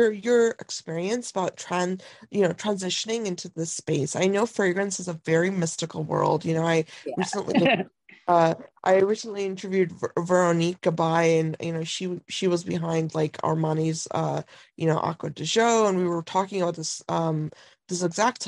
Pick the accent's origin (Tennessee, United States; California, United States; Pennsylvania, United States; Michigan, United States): Michigan, United States; Lansing; growing up, I grew up in Lansing